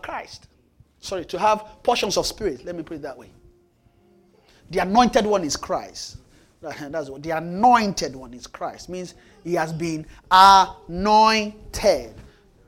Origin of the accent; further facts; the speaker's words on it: Nigeria; now in Canada; I'm in Canada. I'm from Nigeria